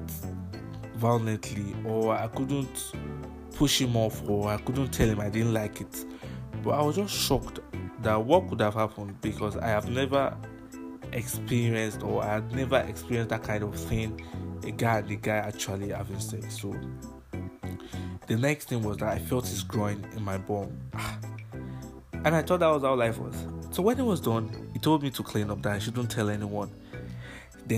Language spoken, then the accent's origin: English; Nigeria; my story as a Nigerian kid